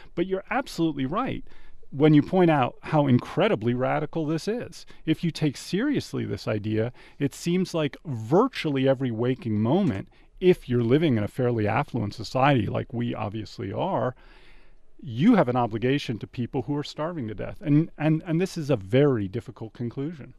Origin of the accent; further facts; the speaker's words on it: Washington, District of Columbia, United States; now in Tucson, United States; Washington, D C, uh, and currently my family, uh, is shoveling out from an awful lot of snow